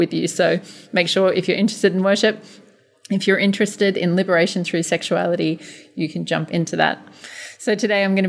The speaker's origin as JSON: {"language": "English", "country": "Australia", "tie": "born or raised there", "also_born_or_lived": "London / Hawaii", "moved": "as an adult", "lives_now": "Bali, Indonesia", "said": "Even though I am Australian, I spent the first 33 years of my life just about living in Australia"}